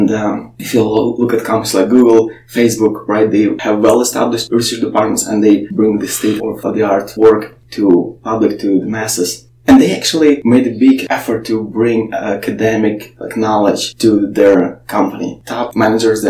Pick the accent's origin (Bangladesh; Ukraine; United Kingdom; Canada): Ukraine; moved away as an adult; I grew up in Ukraine